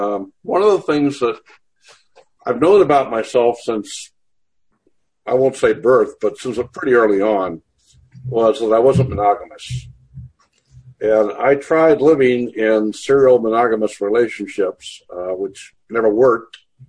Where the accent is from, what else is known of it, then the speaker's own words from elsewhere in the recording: Corpus Christi, Texas, United States; born there; I was born on Naval Air Station Corpus Christi. My dad was a career naval officer.